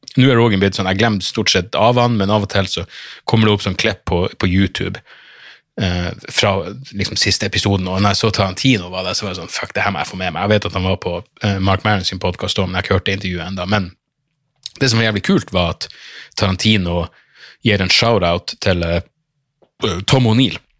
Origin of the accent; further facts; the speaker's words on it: Narvik, Nordland, Norway; moved away; jeg var hjemme i Narvik på sommerferie